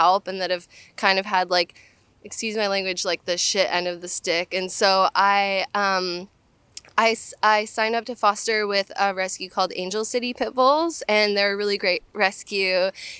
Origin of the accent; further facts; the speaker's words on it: Canada; now in United States; So, I'd say like 7 years ago, I immigrated from Canada to the United States